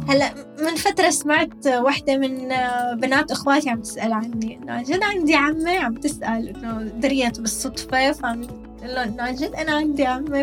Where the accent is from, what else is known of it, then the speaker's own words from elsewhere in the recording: Damascus, Damascus Governorate, Syria; moved away as an adult; now in United Arab Emirates; عندنا بالشام